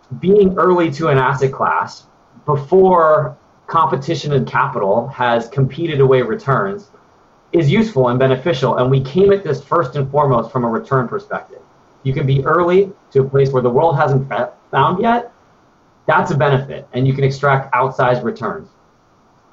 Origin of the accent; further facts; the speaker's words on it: Denver, Colorado, United States; moved away; also born or lived in New York / Menlo Park / Washington, District of Columbia, United States; grew up in Denver, very mountainous state